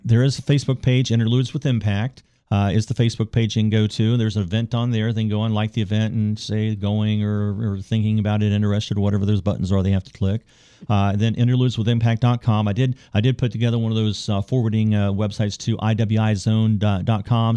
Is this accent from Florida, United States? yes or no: no; Parkersburg, West Virginia, United States; moved away; I'm from Parkersburg